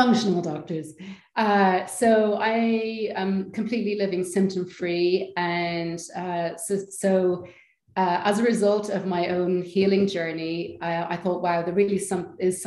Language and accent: English; Ireland; moved away; also born or lived in Amsterdam / London; I'm Irish